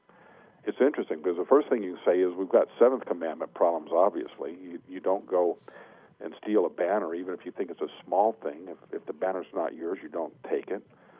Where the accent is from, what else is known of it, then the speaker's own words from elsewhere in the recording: United States; we are American. We're citizens of the United States of America.